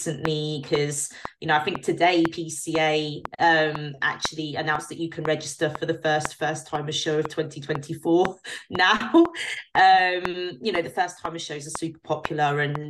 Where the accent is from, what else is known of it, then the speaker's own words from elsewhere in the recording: United Kingdom; as a British pro